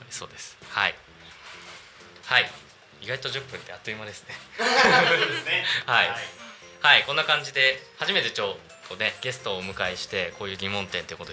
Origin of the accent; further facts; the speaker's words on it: Narita, Chiba, Japan; 僕成田市のあの羽生地区、ま、万崎ちょっと出身なんですけど